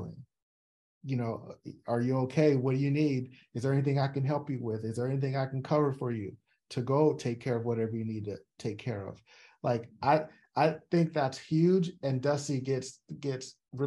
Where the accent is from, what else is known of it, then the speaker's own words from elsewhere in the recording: San Diego, California, United States; growing up in Southeast San Diego as a Black male